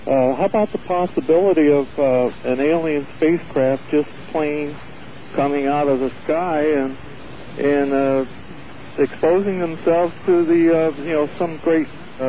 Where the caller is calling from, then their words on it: Oceanside, California, United States; I'm calling from Oceanside, California.